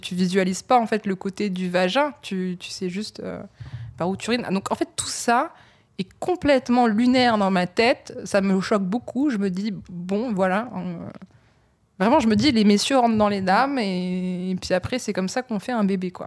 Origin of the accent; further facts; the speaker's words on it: Lille, Hauts-de-France, France; je suis née à Lille donc euh, d'un père qui vient d'Abbeville et d'une mère de Maubeuge